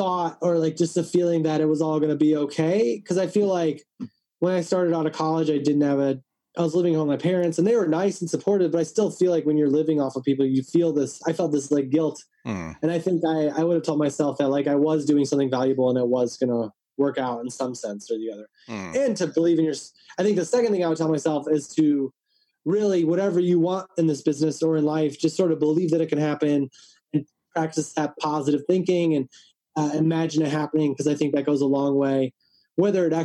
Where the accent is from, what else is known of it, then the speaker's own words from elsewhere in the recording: Midwest, United States; I grew up in the Midwest